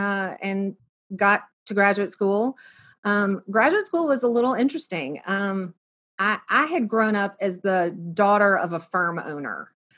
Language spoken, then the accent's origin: English; Birmingham, Alabama, United States; also born or lived in New York / Ridgewood, New Jersey; we grew up here in Birmingham. I grew up here in Birmingham. My parents grew up in Birmingham. We have been here forever.